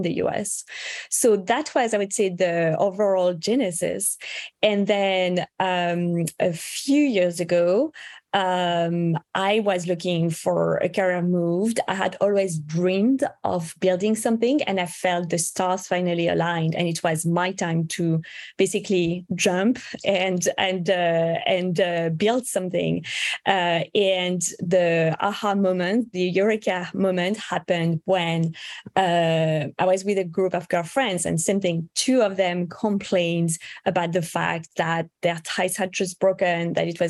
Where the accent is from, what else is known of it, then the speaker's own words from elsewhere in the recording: France; now in United States; I was actually born and raised in France